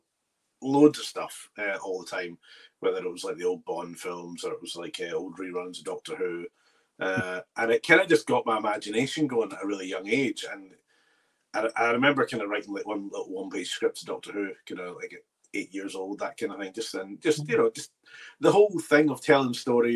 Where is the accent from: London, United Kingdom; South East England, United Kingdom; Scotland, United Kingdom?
Scotland, United Kingdom; Bearsden; I grew up in Bearsden